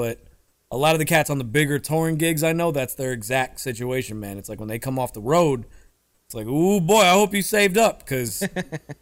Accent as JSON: {"language": "English", "town": "Tampa", "region": "Florida", "country": "United States", "tie": "born or raised there", "also_born_or_lived": "New Orleans", "moved": "as an adult", "said": "Born and raised in Tampa, Florida. Recently just returned to Tampa, Florida"}